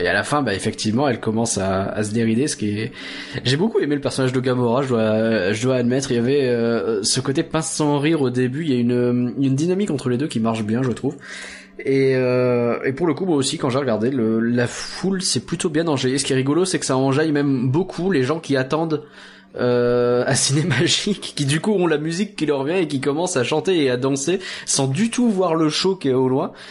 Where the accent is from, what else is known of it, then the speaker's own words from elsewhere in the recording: Ch'ti, Hauts-de-France, France; je suis ch'ti moi-même